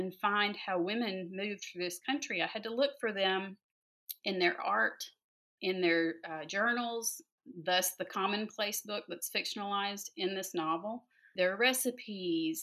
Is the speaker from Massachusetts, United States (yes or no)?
no; the South, Georgia, United States; also born or lived in North Carolina; I grew up in the South